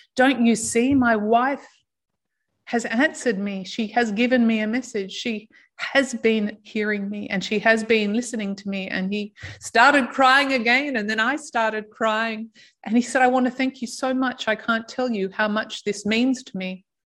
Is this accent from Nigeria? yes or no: no; Australia; moved away; I'm from Australia.